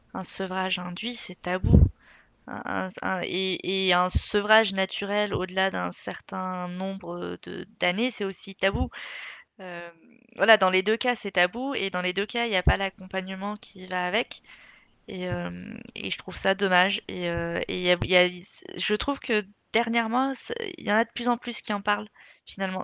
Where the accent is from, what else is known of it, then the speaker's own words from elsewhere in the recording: Algeria; je suis algérienne